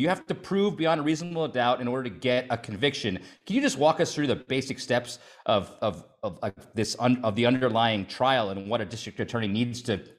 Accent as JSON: {"language": "English", "town": "Stevens Point", "region": "Wisconsin", "country": "United States", "tie": "born or raised there", "said": "We grew up in Stevens Point together."}